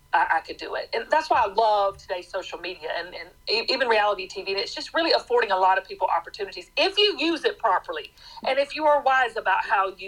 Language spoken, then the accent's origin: English; Atlanta, Georgia, United States; I grew up in Metro Atlanta. I'm in Atlanta, Georgia